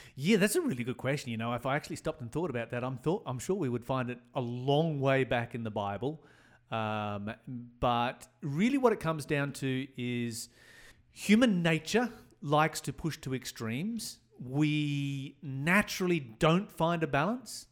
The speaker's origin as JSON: {"language": "English", "region": "Tasmania", "country": "Australia", "said": "I come from Tasmania, took place in the, uh, Hobart area"}